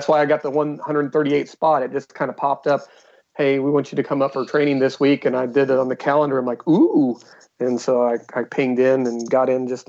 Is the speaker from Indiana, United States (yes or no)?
yes; Indianapolis, Indiana, United States; moved away; also born or lived in Texas; I'm from Indianapolis originally